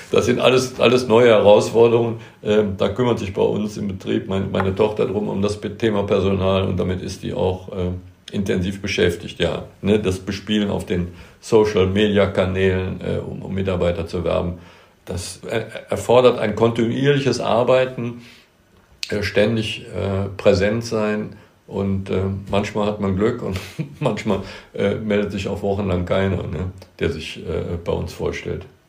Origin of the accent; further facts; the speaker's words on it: Bonn, North Rhine-Westphalia, Germany; ich bin hier in Bad Godesberg, das ist ein Stadtteil von, von Bonn geboren. Das ist meine Heimat. Hier bin ich zu Hause, hier gibt es eine Godesburg, da habe ich als Kind gespielt